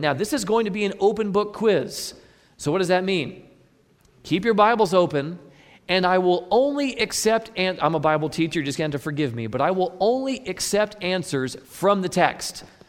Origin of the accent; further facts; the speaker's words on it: Midwest, United States; I'm from the Midwest